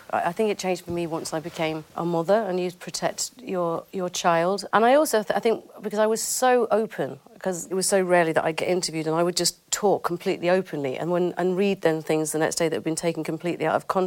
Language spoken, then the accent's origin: English; Bamford, North West England, United Kingdom; I grew up in a place called Bamford in Ro